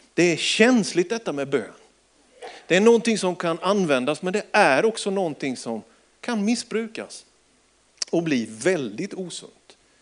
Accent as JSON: {"language": "Swedish", "region": "Småland", "country": "Sweden", "said": "jag är ju smålänning"}